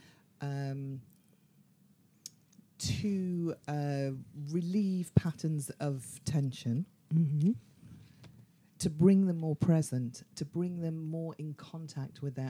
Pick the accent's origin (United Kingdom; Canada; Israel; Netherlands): United Kingdom; London; I am from London